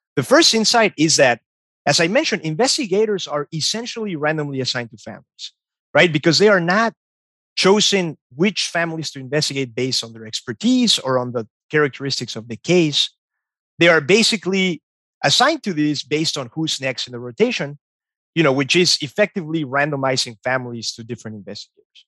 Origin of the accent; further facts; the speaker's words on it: Mexico; moved away; growing up in Mexico